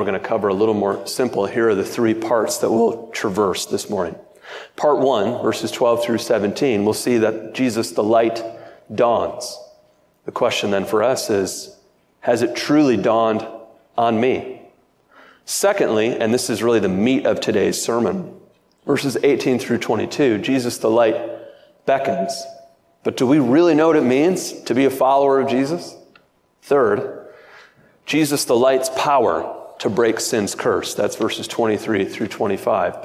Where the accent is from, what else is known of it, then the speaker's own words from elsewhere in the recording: Michigan, United States; I'm from Michigan